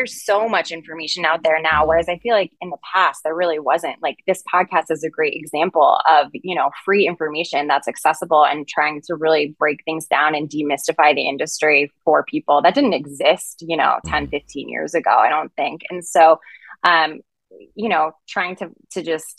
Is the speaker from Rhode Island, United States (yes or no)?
yes; Rhode Island, United States; moved away as an adult; now in Los Angeles, United States; I'm from Rhode Island. Mm. And I always say that you earn your summer in Rhode Island because you have really rough winters and it's not fun. And I come from a really sleepy beach town.